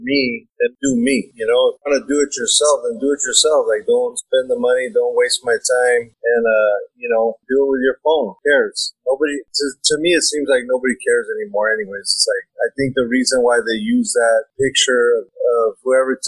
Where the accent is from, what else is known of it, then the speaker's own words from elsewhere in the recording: Los Angeles, California, United States; I'm a photographer and director, born and raised in Los Angeles